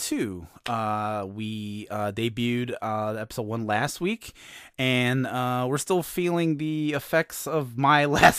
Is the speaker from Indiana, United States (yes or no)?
yes; Hammond, Indiana, United States; I'm at the local train station here in my hometown of Hammond, Indiana, which is called the South Shore.